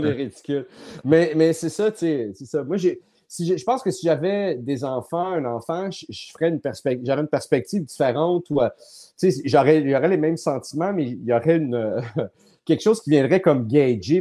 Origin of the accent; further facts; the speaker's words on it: Laval, Quebec, Canada; also born or lived in Montreal; moi, je suis né à Montréal, j'habitais à Montréal, puis le fait de partir de Montréal, puis s'en aller, euh, on a déménagé à Laval